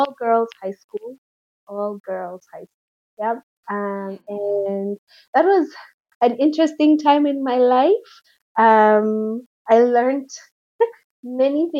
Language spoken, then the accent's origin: English; Nairobi, Kenya; I'm Kenyan. So I grew up in Kenya, in Nairobi